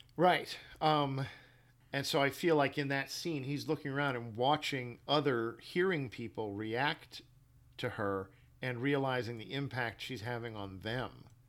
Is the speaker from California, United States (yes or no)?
no; New York City, New York, United States; moved away; also born or lived in Midwest; I was born in Manhattan and I was raised in Brooklyn